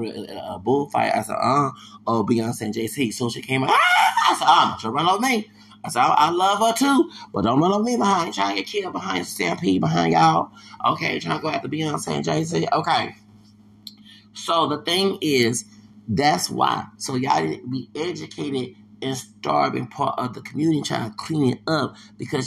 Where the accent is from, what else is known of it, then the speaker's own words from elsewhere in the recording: Houston, Texas, United States; I'm from Houston.